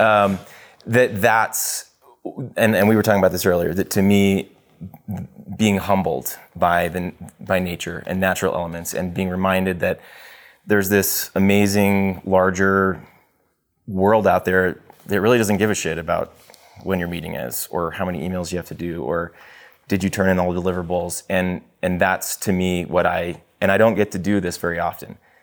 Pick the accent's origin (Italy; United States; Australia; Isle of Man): United States; Texas; moved away as an adult; also born or lived in Los Angeles / Tanzania; I grew up in Texas for the most part